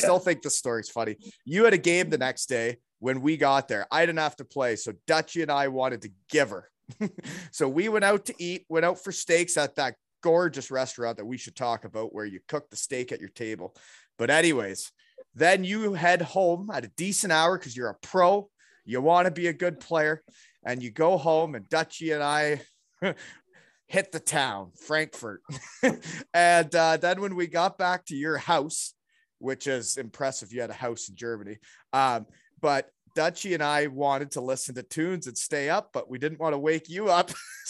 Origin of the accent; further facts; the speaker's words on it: Elmira, Ontario, Canada; We are both from Elmira, Ontario, right? Six years apart, though.